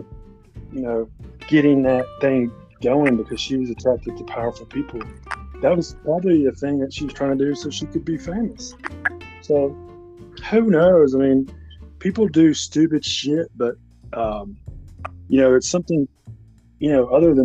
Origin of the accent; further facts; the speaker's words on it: Arkansas, United States; I'm from Arkansas